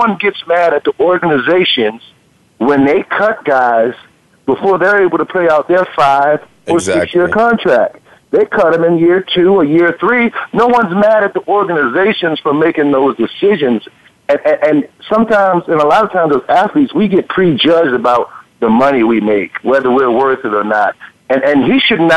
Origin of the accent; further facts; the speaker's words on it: Baltimore, Maryland, United States; I'm from Baltimore